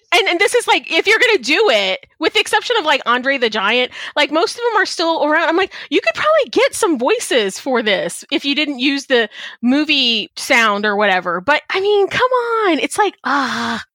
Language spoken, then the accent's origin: English; Texas, United States; also born or lived in Chicago, Illinois; my family is from Chicago. I was born there. I grew up in Texas